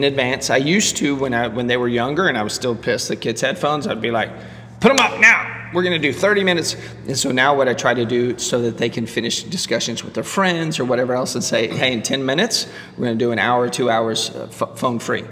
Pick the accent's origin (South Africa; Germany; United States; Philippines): United States; Laredo, Texas; I grew up in Laredo, which is on the border with Mexico, 98% Hispanic, and I'm the one white guy.